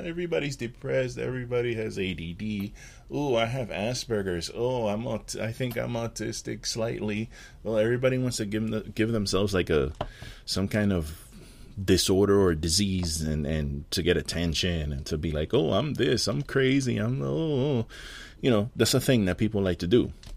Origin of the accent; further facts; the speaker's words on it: New York City, New York, United States; moved away; my city and my hometown